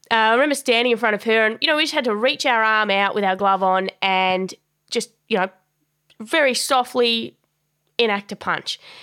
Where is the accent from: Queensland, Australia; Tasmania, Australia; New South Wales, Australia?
Tasmania, Australia; moved away as an adult; also born or lived in Melbourne; I grew up in Tassie. It's a it's a small small state off the bottom of Australia